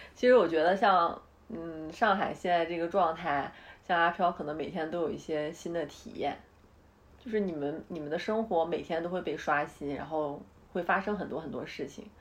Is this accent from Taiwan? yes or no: no; Northeast China, China; now in Beijing, China; 我们东北，我们东北老家吃米吃面